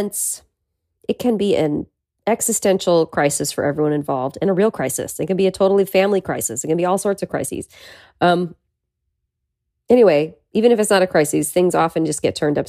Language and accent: English; Petaluma, California, United States; now in Los Angeles, United States; my childhood bedroom in my hometown, Petaluma